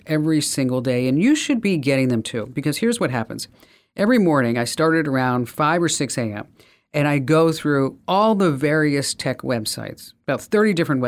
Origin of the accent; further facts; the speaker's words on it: New Jersey, United States; I'm from New Jersey.